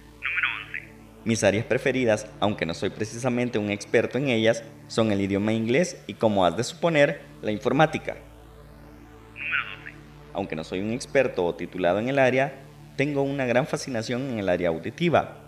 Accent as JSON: {"language": "Spanish", "country": "Mexico"}